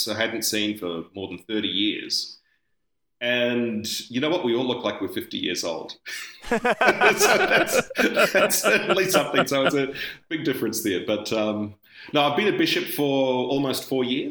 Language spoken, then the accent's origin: English; Auckland, New Zealand; now in Australia; even though I'm from Australia, I'm actually from a country called New Zealand.